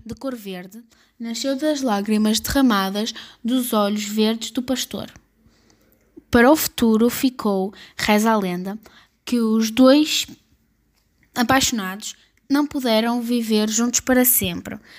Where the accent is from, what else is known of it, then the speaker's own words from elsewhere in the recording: Portugal; sou de Portugal